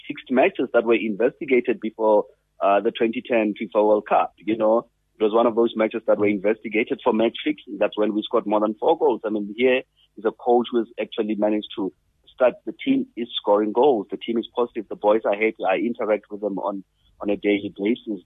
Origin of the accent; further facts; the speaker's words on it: South Africa; as a South African